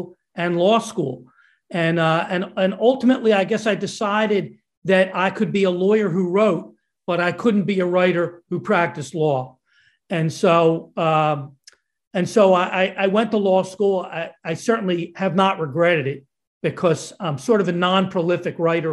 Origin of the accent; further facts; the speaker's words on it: Lower Merion, Pennsylvania, United States; I grew up on the hard scrabble streets of Lower Merion, Pennsylvania